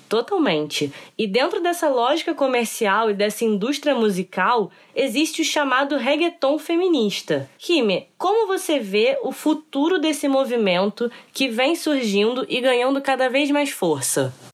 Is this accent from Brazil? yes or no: yes; Brazil